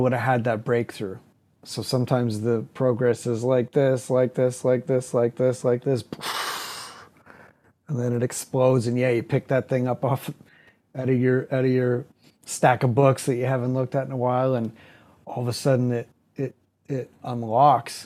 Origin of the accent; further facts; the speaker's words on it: Barrie, Ontario, Canada; I grew up in Barrie, which was a small town, and I grew up there just north of Toronto.